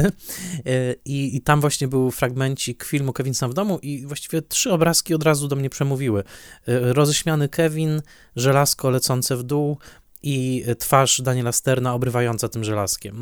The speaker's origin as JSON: {"language": "Polish", "region": "Silesian Voivodeship", "country": "Poland", "tie": "born or raised there", "said": "Ja dorastałem na Śląsku"}